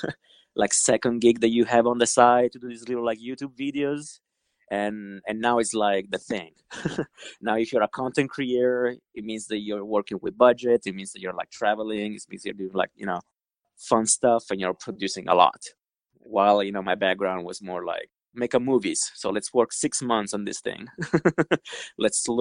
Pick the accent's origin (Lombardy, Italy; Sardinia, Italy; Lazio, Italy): Lombardy, Italy; Milan; moved away as an adult; now in New York, United States; born and raised in Italy. I grew up in Milan, the fashion capital of Europe.